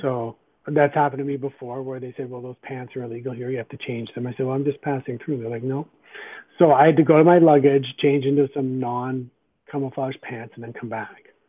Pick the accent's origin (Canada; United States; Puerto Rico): Canada; also born or lived in Guyana; I'm a natural born Canadian